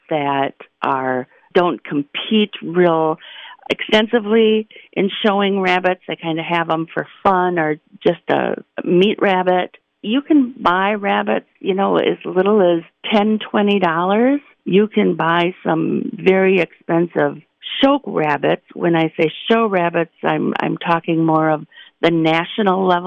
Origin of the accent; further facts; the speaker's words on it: Trumbull County, Ohio, United States; I'm from Trumbull County